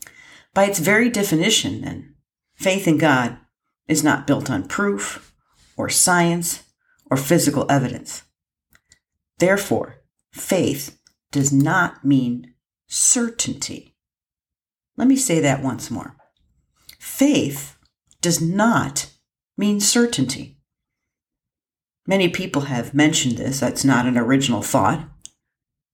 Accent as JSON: {"language": "English", "region": "Lake Erie in northern Ohio", "country": "United States", "tie": "born or raised there", "moved": "yes", "said": "I had the good fortune of growing up on Lake Erie in northern Ohio"}